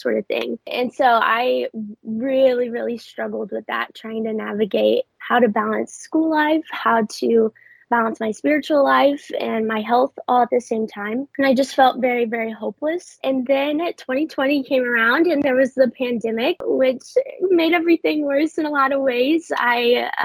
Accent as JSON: {"language": "English", "region": "Southern Illinois", "country": "United States", "tie": "born or raised there", "moved": "as an adult", "said": "I was raised in Southern Illinois, so a little bit of a small town sort of vibe"}